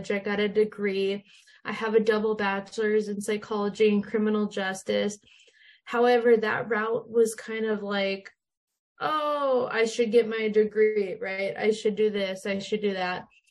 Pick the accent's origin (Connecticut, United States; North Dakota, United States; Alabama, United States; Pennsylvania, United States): North Dakota, United States; Minot; Yeah, so I grew up in Minot, North Dakota, so I'm in the States. I've lived here my whole life.